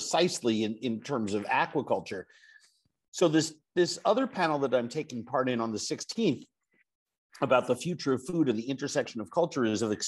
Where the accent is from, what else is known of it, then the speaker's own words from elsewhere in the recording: New York, United States; now in Minnesota, United States; I live in Minnesota. I'm from New York